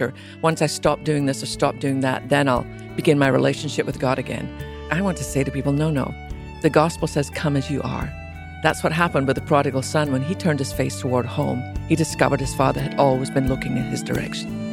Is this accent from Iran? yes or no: no; Scotland, United Kingdom; I was born in Scotland to a mum and dad who really loved Jesus, which would not be unusual in America. But in Scotland, where less than 2% of our population even went to church